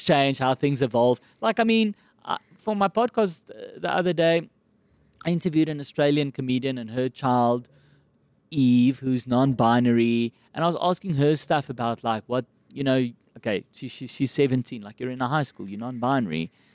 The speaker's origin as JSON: {"language": "English", "town": "Kempton Park", "region": "Gauteng", "country": "South Africa", "tie": "born or raised there", "accent": "South African", "said": "I grew up in Kempton Park"}